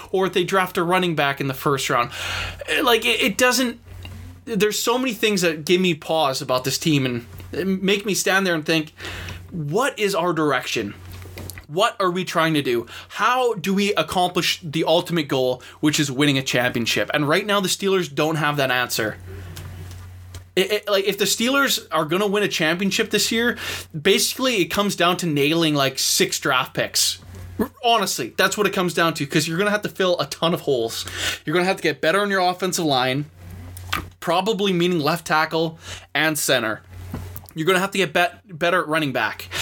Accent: Vancouver, British Columbia, Canada; I'm obviously from Vancouver, Canada. And being in this parts, obviously follow the Canucks

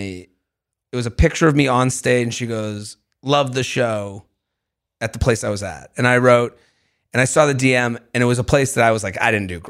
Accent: Syosset, New York, United States; I'm from Syosset.

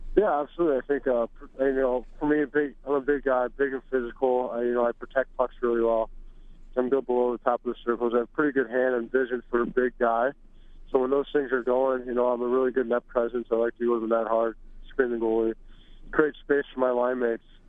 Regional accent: St. Louis, Missouri, United States; I uh, grew up in St. Louis

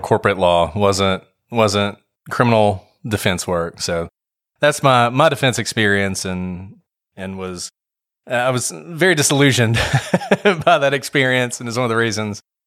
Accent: Alabama, United States; I'm from Alabama

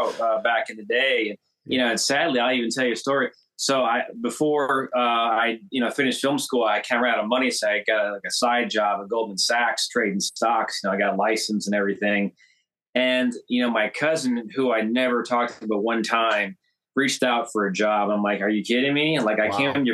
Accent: Chicago, Illinois, United States; I grew up in Chicago

